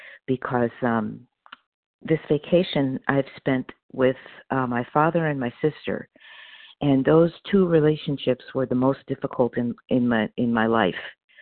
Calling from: Opelousas, Louisiana, United States; this morning, I'm calling from Opelousas, Louisiana. I'm on vacation, and I'm visiting my sister. I'm normally in Palmdale.

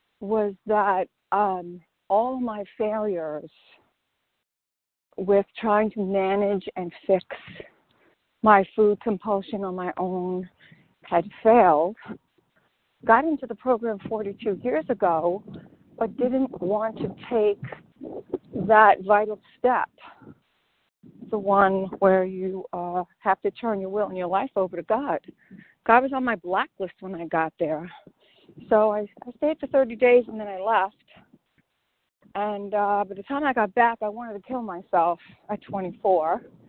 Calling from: St. Augustine, Florida, United States; I'm calling from St. Augustine, Florida.

